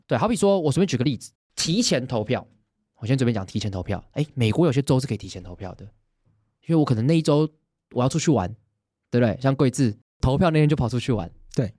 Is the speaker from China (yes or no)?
no; Taiwan; 我们身为一个台湾人